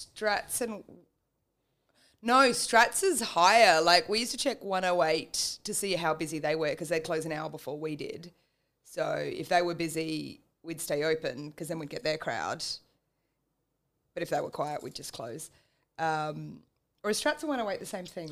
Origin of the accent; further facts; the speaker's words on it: Adelaide, South Australia, Australia; I was born in Adelaide and then moved around a lot, just depending on where my parents were getting posted.